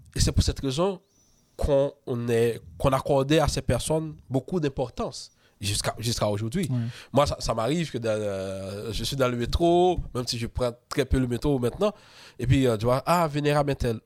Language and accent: French; Haiti; moved away as an adult; now in Quebec, Canada; on est beaucoup d'Haïtiens hein, à être mm. franc-maçon